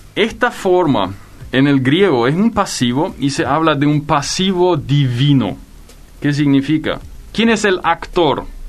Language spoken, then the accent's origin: Spanish; Filadelfia, Boquerón, Paraguay; Yo crecí en el Chaco. En el Chaco, en Filadelfia particularmente